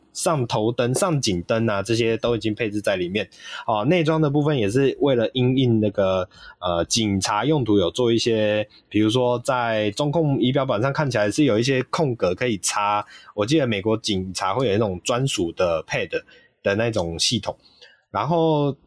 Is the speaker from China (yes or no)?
no; Taiwan; 我们台湾这边也还是会有点期待